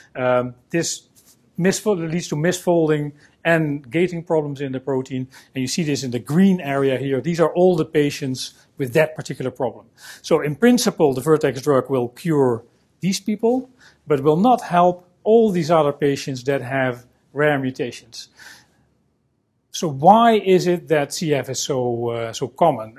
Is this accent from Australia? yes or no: no; Netherlands; I'm a scientist from the Netherlands